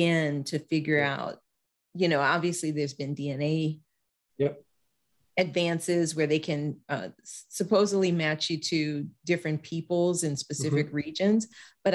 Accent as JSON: {"language": "English", "region": "Louisiana", "country": "United States", "moved": "yes", "said": "I'm from Louisiana, and when I go back home, it just feels different."}